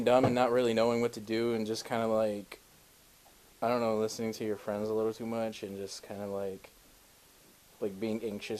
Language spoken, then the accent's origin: English; Detroit, Michigan, United States; I am an artist from Southwest Detroit.